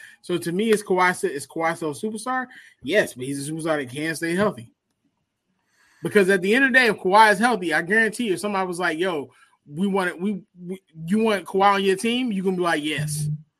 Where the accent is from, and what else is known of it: Philadelphia, Pennsylvania, United States